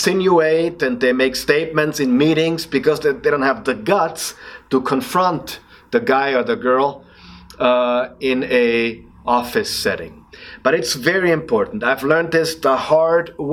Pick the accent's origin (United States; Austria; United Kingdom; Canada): Austria; accent: Austrian; English is a second language; my Austrian accent